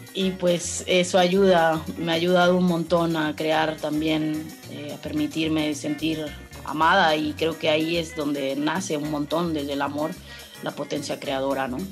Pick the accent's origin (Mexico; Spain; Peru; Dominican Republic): Mexico; also born or lived in Mexico City / Bacalar; como mujeres mexicanas